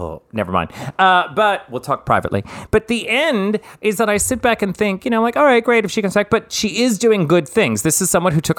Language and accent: English; the South, United States; Well, I'm from the South.